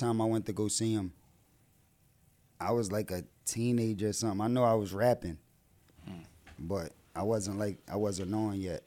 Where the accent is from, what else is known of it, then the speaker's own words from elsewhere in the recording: Philadelphia, Pennsylvania, United States; also born or lived in New Jersey; I was still down North Philly. That's where I'm from, North Philadelphia